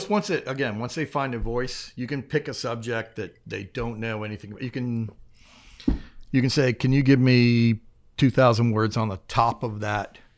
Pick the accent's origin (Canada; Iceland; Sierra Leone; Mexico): Mexico; Mérida, Yucatán; born there; I was born in Mexico, um, in the city of Mérida, um, inside the American consulate, because my dad wanted me to be on American soil